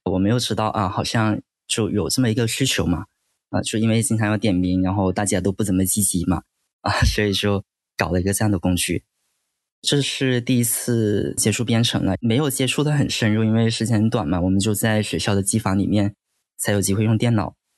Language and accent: Chinese; Qingyuan, Guangdong, China; 我长大的地方是清远嘛